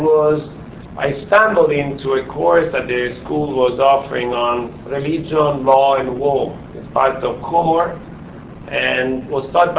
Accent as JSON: {"language": "English", "country": "Italy", "second_language": "English", "moved": "as an adult", "lives_now": "United States", "said": "I'm not American. Maybe it's strange for some of you, but I'm still Italian. Your accent, my accent clearly reveals me"}